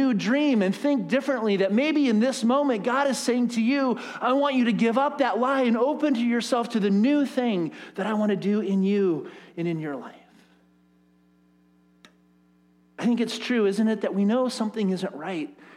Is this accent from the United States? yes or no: yes; United States; As American, capitalist, Western Christians